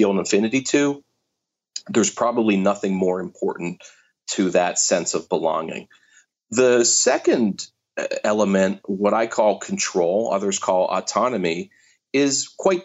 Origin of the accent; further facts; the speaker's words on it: Pittsburgh, Pennsylvania, United States; I grew up in Pittsburgh